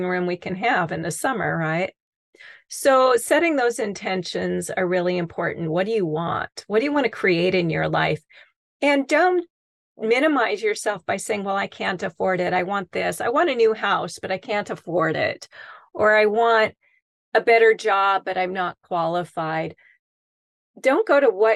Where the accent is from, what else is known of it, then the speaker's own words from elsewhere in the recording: the Northwest, Pacific Northwest, United States; now in Arizona, United States; I'm from the Northwest